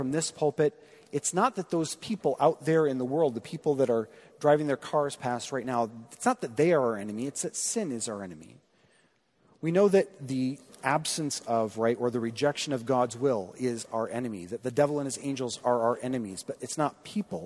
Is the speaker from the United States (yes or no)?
yes; Midwest, United States; being a Midwesterner